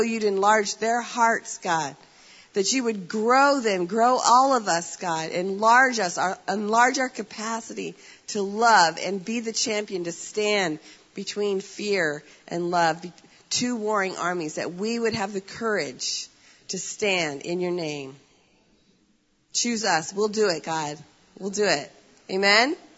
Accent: United States; I'm an American

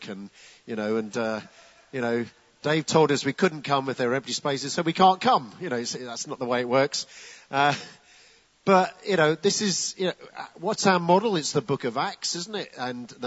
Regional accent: United Kingdom; also born or lived in Gravesend, Kent; we're British

